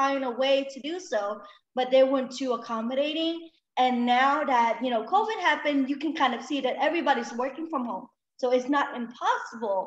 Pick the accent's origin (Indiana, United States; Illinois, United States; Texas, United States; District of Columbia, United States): Illinois, United States; Chicago; also born or lived in Vietnam; Shriner Hospital that I was a patient when I grew up in Chicago